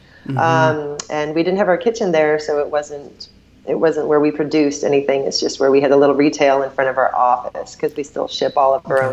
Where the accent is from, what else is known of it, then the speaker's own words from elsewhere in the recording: Southeast Tennessee, United States; also born or lived in Portland / Sedona / Asheville, North Carolina; now in California, United States; I'm from Southeast Tennessee, so it was kind of my old stomping ground.